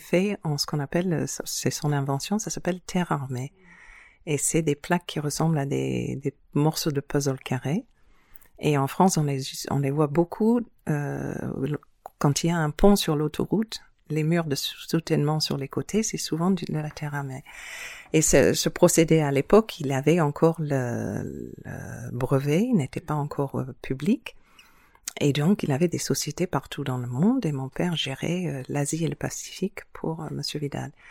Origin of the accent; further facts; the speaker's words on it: New Zealand; born there; Moi, je suis née en Nouvelle-Zélande, mais de parents euh, baroudeurs. J'ai passé mon enfance euh, dans beaucoup de différents pays, mais étonnamment, toujours des îles.